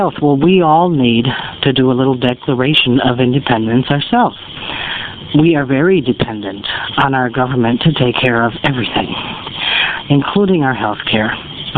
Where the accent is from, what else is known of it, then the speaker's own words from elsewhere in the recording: United States; we as an American people